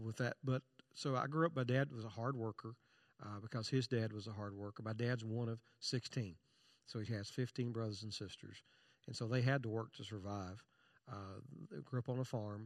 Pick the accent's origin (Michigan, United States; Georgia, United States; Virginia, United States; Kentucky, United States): Kentucky, United States; Eastern; I was born in Eastern Kentucky